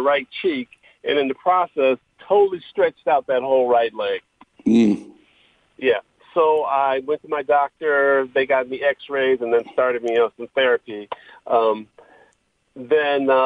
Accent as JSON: {"language": "English", "town": "Inglewood", "region": "California", "country": "United States", "tie": "born or raised there", "said": "I actually grew up in Inglewood"}